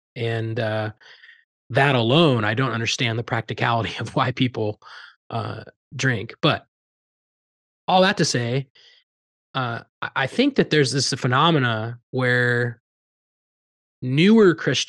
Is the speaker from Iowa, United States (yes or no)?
yes; Iowa, United States; if you know a little bit more about …, growing up in Southern Iowa, you know, country music has a nostalgic feel to me